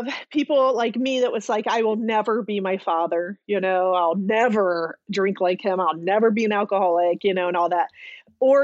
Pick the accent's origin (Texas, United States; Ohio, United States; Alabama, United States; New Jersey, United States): Ohio, United States; I actually was born and raised in Ohio